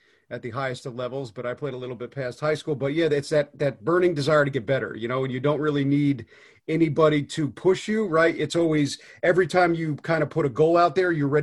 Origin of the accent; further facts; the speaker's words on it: Northeast, United States; growing up in the Northeast like me